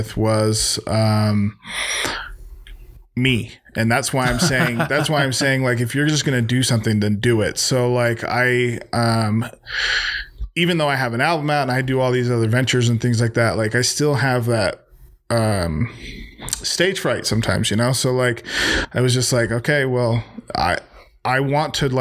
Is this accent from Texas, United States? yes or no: no; Magna, Utah, United States; I'm from Utah. I'm from Magna